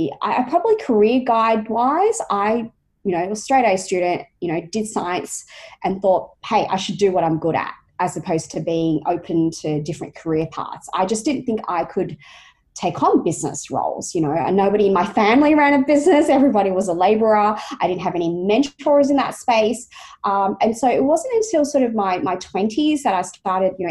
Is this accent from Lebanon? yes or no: no; Australia; born or raised there